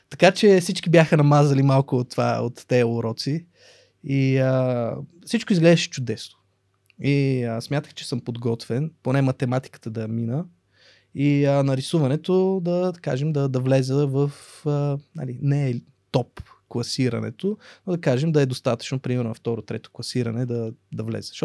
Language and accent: Bulgarian; Russia; born there; аз имам двойно гражданство, аз съм роден в Русия не съм живял там, ходил съм на гости на роднини, в момента имам роднини и в Русия, и в Украина.